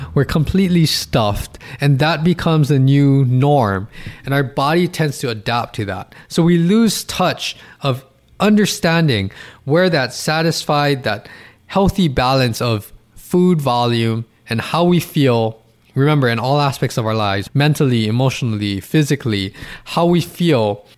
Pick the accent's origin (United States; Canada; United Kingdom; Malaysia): United States; Hawaii; I'm from Hawaii